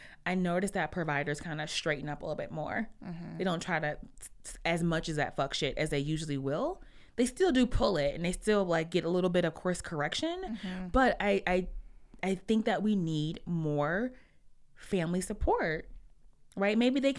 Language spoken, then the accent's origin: English; Detroit, Michigan, United States; We're from Detroit. We're from inside Detroit, right? Mm-hmm. The real Detroit.